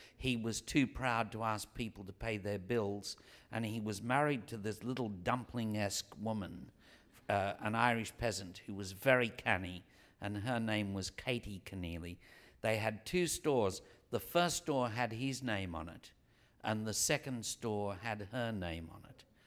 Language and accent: English; Australia; I come from Australia, which is as far as the European diaspora can go.